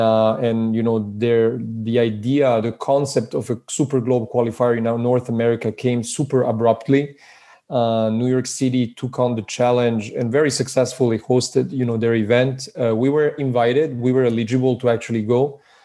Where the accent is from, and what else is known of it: Switzerland; born or raised there; moved away as an adult; also born or lived in Belgrade, Serbia; now in California, United States